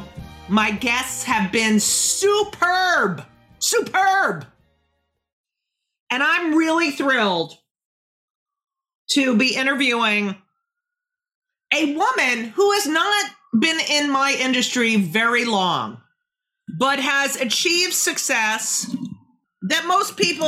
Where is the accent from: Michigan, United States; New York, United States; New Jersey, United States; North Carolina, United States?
New Jersey, United States; Clark; I grew up in Clark, New Jersey